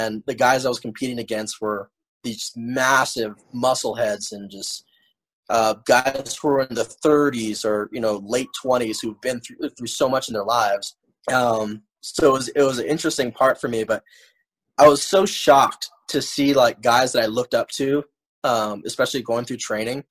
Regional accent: Hawaii, United States; while I was growing up in Hawaii

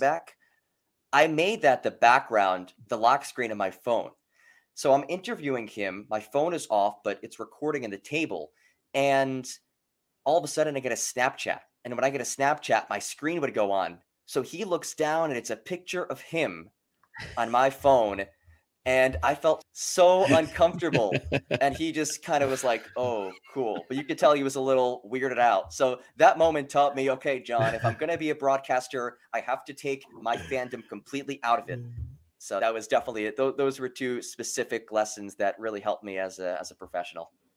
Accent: Penn State, Pennsylvania, United States; growing up around Penn State and watching Penn State football

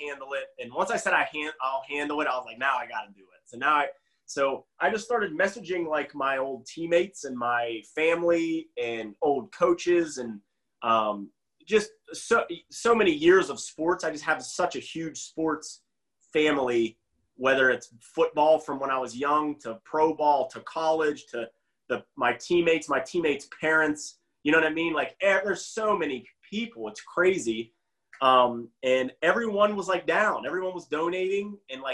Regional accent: Beaver County, Pennsylvania, United States; moved away; I would teach a bunch in the area I'm from in Beaver County, Pennsylvania

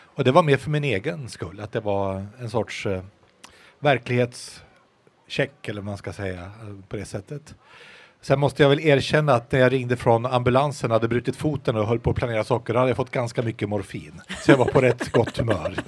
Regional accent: Västerbotten County, Sweden; uppe hemma i Västerbotten

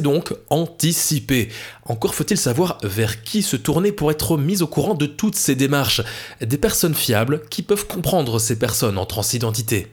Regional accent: Belgium; chez nous en Belgique

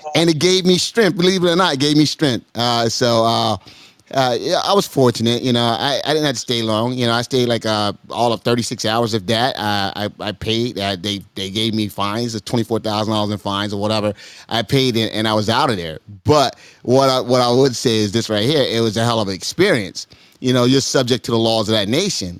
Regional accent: United States; As an American, I see things differently.

